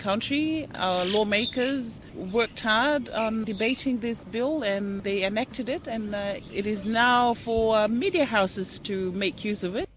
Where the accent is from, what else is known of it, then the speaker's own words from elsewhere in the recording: Fiji; moved away as an adult; now in Cook Islands; I live in the Cook Islands, but I was born and raised and educated in Fiji